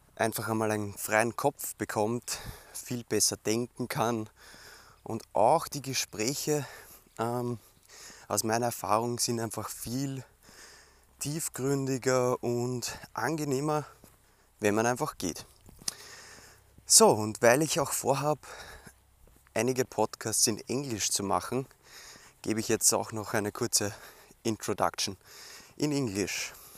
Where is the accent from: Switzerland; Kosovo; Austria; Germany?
Austria; Weinviertel, Lower Austria; bei uns im Weinviertel in Niederösterreich